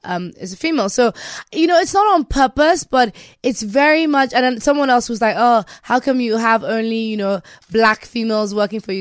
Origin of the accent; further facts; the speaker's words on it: Nigeria; me being Nigerian